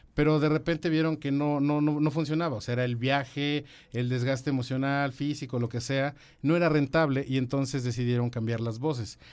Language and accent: Spanish; San Juan del Río, Querétaro, Mexico; moved away; also born or lived in Mexico City; yo viví en San Juan del Río toda mi infancia, bueno, buena parte de mi infancia